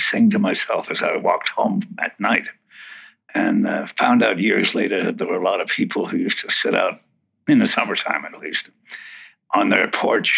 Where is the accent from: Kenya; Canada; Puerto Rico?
Canada; Winnipeg, Manitoba; Born in Winnipeg, Manitoba, Canada